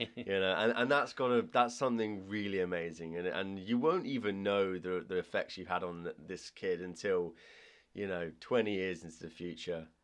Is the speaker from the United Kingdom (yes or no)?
no; Ireland; I'm Irish